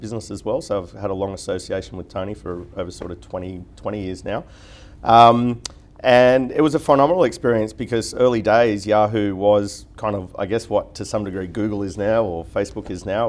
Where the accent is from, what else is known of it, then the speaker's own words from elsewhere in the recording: Newcastle, New South Wales, Australia; moved away as an adult; now in Sydney, Australia; I was from Newcastle originally and just did my university up there